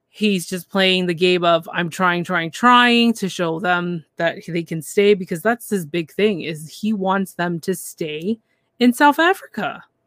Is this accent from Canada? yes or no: yes; Canada; I'm from Canada